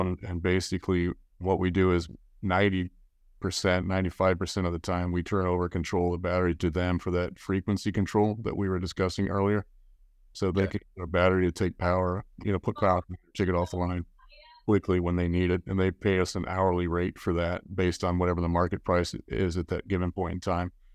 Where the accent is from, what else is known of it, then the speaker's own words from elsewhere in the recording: Colorado, United States; now in California, United States; I'm from Colorado.